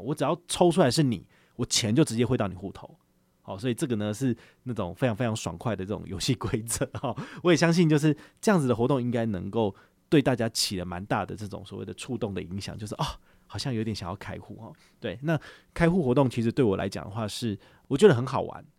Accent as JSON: {"language": "Chinese", "country": "Taiwan", "said": "我们台湾人最喜欢做的事情"}